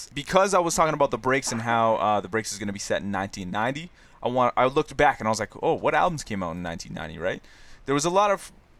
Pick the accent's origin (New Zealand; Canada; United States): Canada; Because we're Canadian.